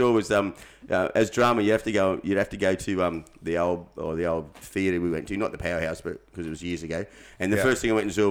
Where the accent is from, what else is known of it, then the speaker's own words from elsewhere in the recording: Ipswich, Queensland, Australia; I was born in Ipswich.